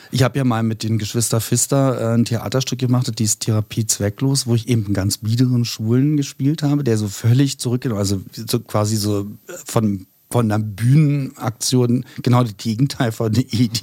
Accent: Berlin, Germany; also born or lived in Neukölln, Berlin; eigentlich komme ich ja aus Spandau

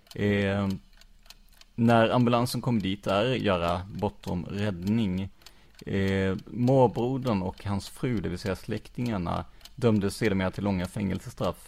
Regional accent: Rödeby, Blekinge, Sweden; also born or lived in Karlskrona; jag är ju uppvuxen i, i Rödeby

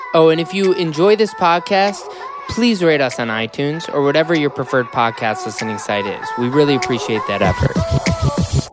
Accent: Chicago, Illinois, United States; moved away as an adult; now in Los Angeles, United States; I grew up in Chicago, so, well, north suburbs of Chicago

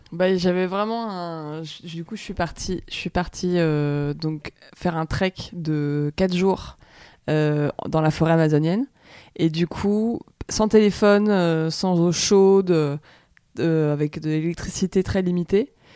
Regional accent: France

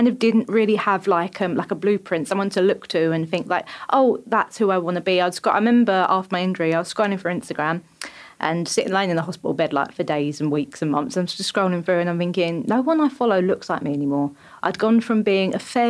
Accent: Essex, East of England, United Kingdom; I'm from Essex.

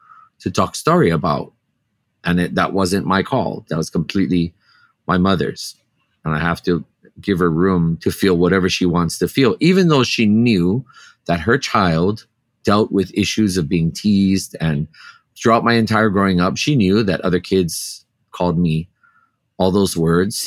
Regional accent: Hawaii, United States; As a Kanaka, as a native Hawaiian here in my homeland

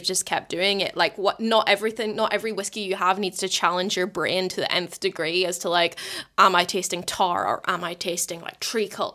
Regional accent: Portstewart, Northern Ireland, United Kingdom; moved away as an adult; also born or lived in Scotland; now in New Zealand; being from North Coast of Ireland, I'm from Port Stuart, it's just around the coast from, uh, Bush Mills

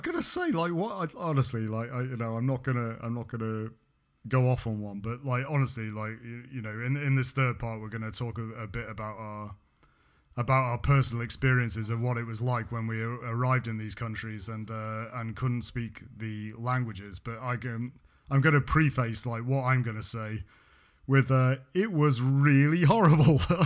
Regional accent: England, United Kingdom; now in Montpellier, France; I'm English

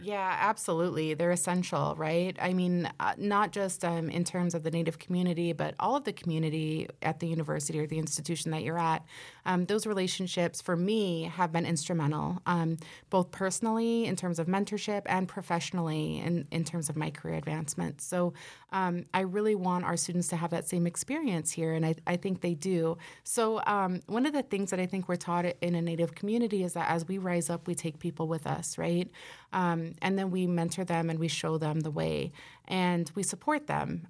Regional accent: Nebraska, United States; We're from Nebraska

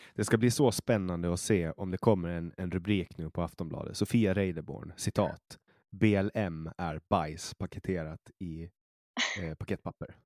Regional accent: Åland Islands; also born or lived in Stockholm, Sweden; now in Åland

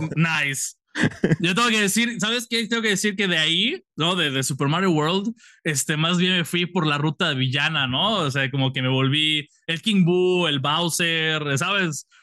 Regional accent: Morelos, Mexico; also born or lived in Yucatán; yo soy de Morelos, mi familia realmente es de Yucatán, pero ahorita estamos viviendo en Morelos

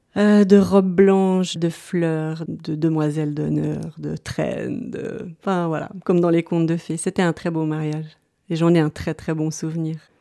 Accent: Lausanne, Vaud, Switzerland; moved away as an adult; also born or lived in a small village at the foot of the Jura; je suis originaire de Lausanne, où j'ai vécu toute mon enfance et adolescence

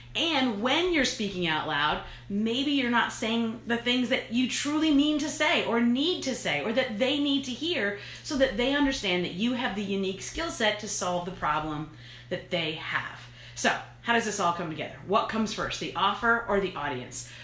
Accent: New York, United States; I'm from New York

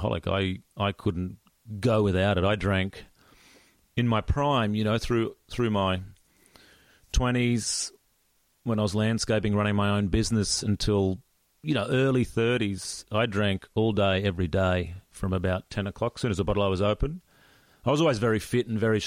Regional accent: Gold Coast, Queensland, Australia; I was away from the Gold Coast.

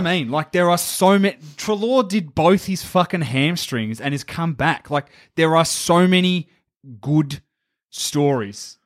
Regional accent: Victoria, Australia; I'm from Victoria

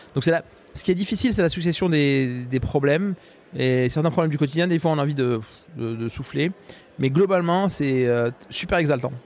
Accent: Morocco; moved away as an adult; now in Rennes, France; je suis né au Maroc et j'ai grandi au Maroc.

